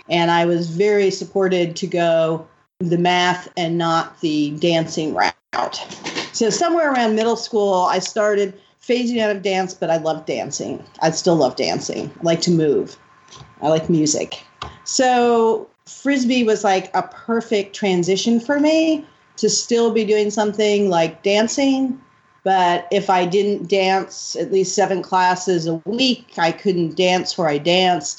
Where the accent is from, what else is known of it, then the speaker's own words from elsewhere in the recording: New York City, New York, United States; I grew up in the Upper West Side.